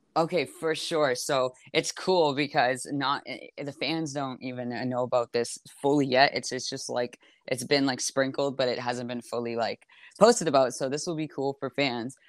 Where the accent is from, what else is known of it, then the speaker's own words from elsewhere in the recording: Toronto, Ontario, Canada; also born or lived in Montreal, Quebec; in Toronto right now in my hometown